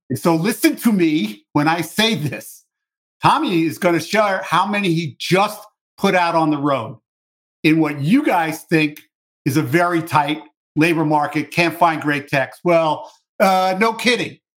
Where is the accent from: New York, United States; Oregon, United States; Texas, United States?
New York, United States; New York City; I grew up in New York City.